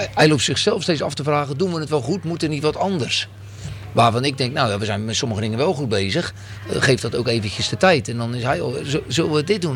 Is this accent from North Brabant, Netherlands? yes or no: no; a small village near Oud-Beijerland, about 40 km from Rotterdam, South Holland, Netherlands; ik kom uit een klein dorpje bij Oude Horen.